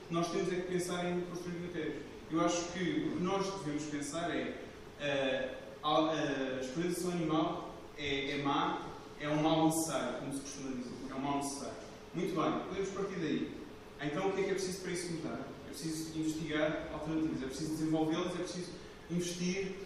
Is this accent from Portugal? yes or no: yes; Lisbon, Portugal; pelo sotaque já perceberam sou de Lisboa.